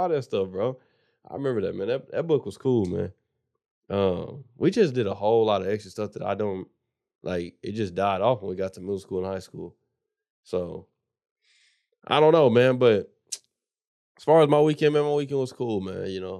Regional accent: South Carolina, United States; born there; I was born in South Carolina.

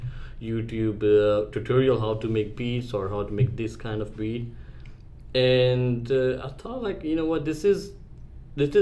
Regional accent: India; moved away as an adult; now in Canada; I'm from India. I moved in Canada in 2015

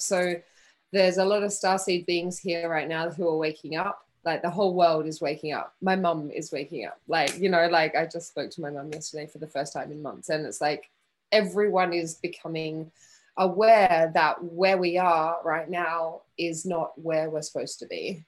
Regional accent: Western Australia, Australia; moved away as an adult; also born or lived in Geraldton, Australia / Perth, Australia / London, United Kingdom; I was born in a really small country town in Western Australia called Geraldton. And we moved to Perth when I was 10.

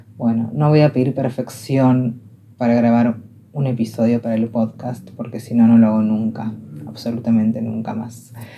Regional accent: Argentina; yo hablaba castellano, argentino

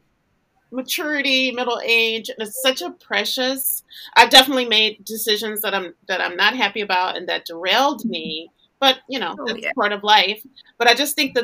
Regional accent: Louisiana, United States; moved away as an adult; now in Los Angeles, United States; I had left Louisiana. I'm from Louisiana. I had left Louisiana to live in Los Angeles

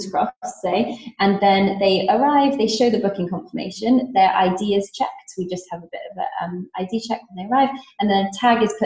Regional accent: Singapore; moved away; I grew up there and went to school there

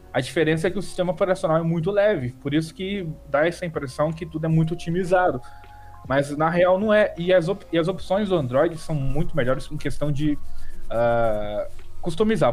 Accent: Rio de Janeiro, Brazil; also born or lived in Rio Grande do Norte; Que eu sou do Rio de Janeiro, eu tô morando no Rio de Janeiro agora

